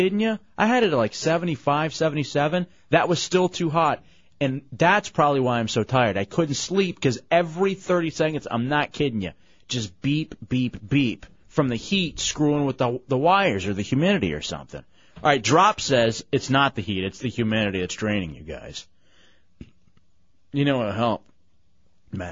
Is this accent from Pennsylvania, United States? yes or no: no; Dallas, Texas, United States; moved away as an adult; also born or lived in Michigan / Washington, D.C.; Growing up in Dallas, when I would go visit my mom in Houston